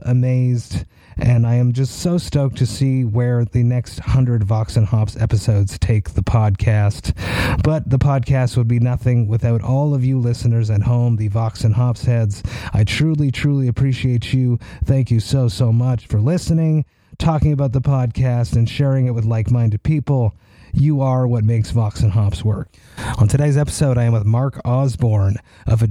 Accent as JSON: {"language": "English", "town": "Montreal", "region": "Quebec", "country": "Canada", "said": "I am from Montreal, Quebec, Canada, and here in Quebec"}